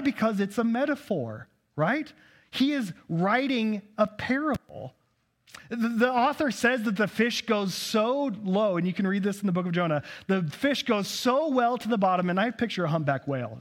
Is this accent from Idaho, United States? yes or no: yes; Nampa, Idaho, United States; also born or lived in Kansas City; born and raised in Nampa, Idaho